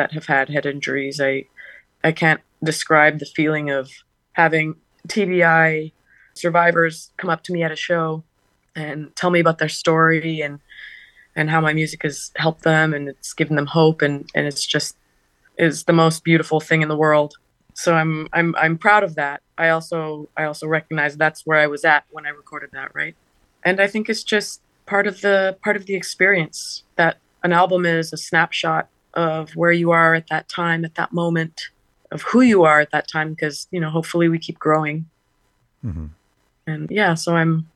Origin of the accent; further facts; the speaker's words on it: Canada; moved away as an adult; also born or lived in New York City; I knew that I needed to be in New York, and if that was the best way for me to get here as a Canadian